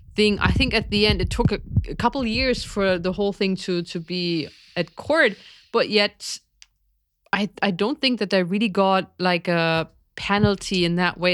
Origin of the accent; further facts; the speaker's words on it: East Germany, Germany; growing up in East Germany